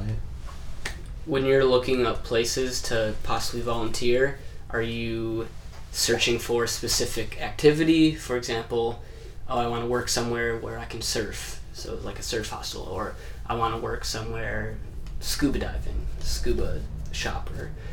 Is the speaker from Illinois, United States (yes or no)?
yes; Chicago, Illinois, United States; I'm from Chicago